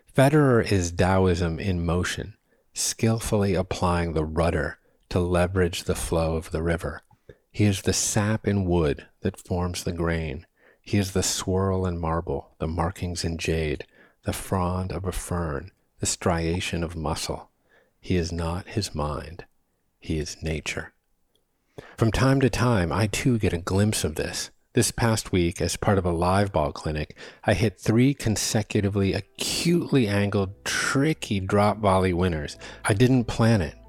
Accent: New England, United States; moved away as an adult; I grew up batting balls on the Terre Battue of New England

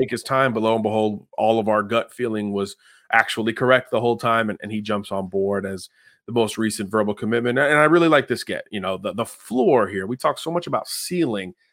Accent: Miami, Florida, United States; my hometown, F I U Panthers

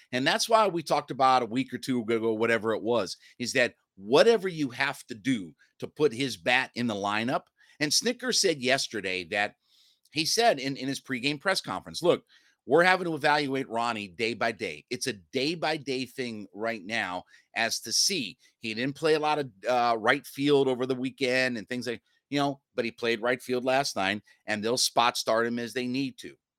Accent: Northeast Ohio, United States; I'm from Northeast Ohio

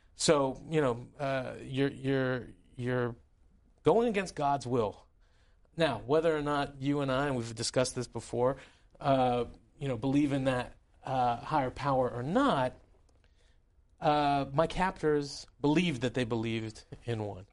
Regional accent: United States; also born or lived in Tehran, Iran; as somebody growing up in your congressional district, um, there was a lot of Iranians around me

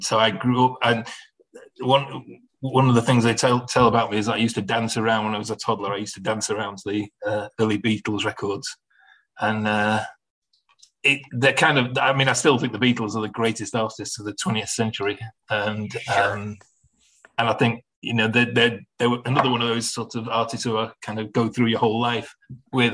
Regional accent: Manchester, North West England, United Kingdom; the Manchester Apollo in, in my hometown

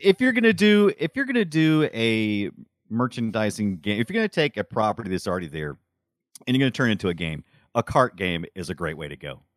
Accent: United States; as an American

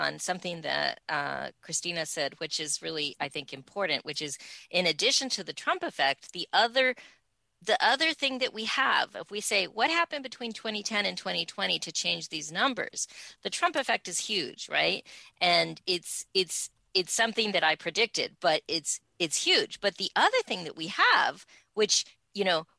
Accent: New Mexico, United States; as a kid growing up in New Mexico

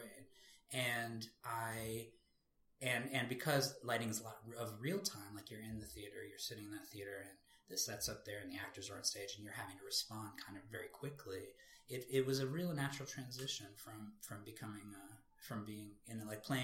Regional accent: Cambridge, Massachusetts, United States; I grew up in Cambridge, Massachusetts, went to Belmont High School

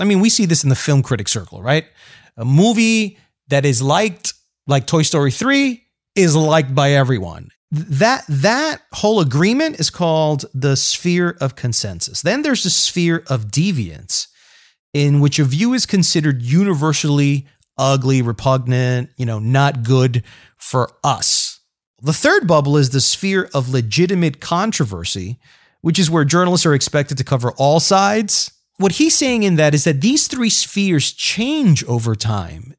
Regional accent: Colombia; I am Colombian

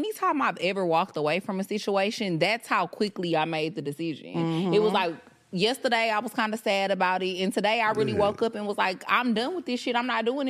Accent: Houston, Texas, United States; I'm really from Houston, yeah, for real.

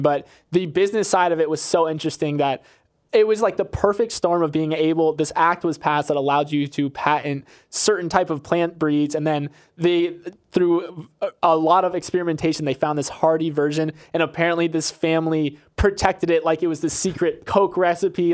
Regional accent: Florida, United States; I'm from Florida

